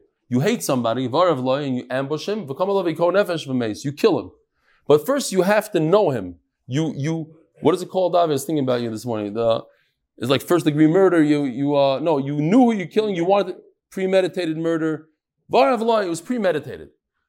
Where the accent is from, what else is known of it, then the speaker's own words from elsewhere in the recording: Bnei Brak, Central District, Israel; I grew up in Bnei Brak.